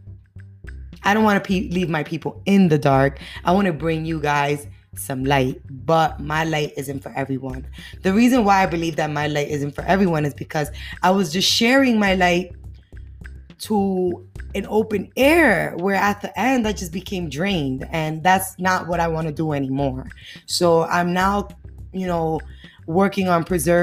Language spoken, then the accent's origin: English; New York City, New York, United States; I'm from the Bronx, yeah, the Bronx, you know, the dirty, dirty Bronx. But the Bronx was knocked me and build me